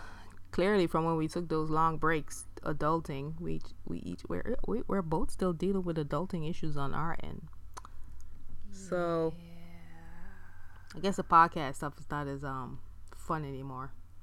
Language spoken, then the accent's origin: English; Jamaica; moved away; I'm Jamaican like Kid Fury, but that's just where it ends.